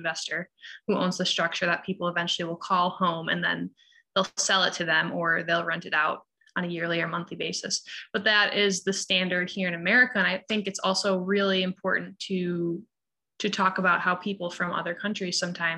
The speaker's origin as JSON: {"language": "English", "town": "Syracuse", "region": "New York", "country": "United States", "tie": "born or raised there", "said": "I grew up here in Syracuse on the north side"}